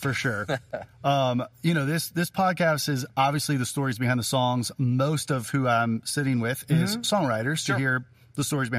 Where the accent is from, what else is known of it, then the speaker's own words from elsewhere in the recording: St. Louis, Missouri, United States; moved away as an adult; now in Nashville, United States; I grew up in St. Louis.